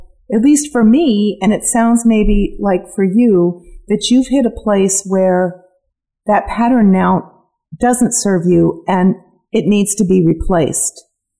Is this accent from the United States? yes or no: yes; San Francisco, California, United States; growing up in San Francisco in an Irish Catholic community